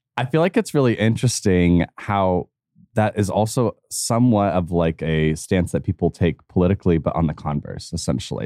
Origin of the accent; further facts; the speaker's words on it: United States; me as an American